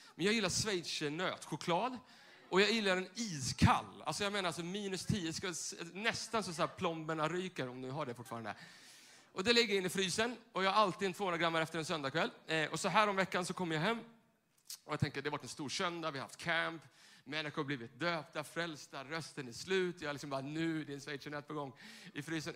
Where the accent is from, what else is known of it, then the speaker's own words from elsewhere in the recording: Tyresö, Stockholm County, Sweden; den där kyrkan där jag växte upp söder om Stockholm i Tyresö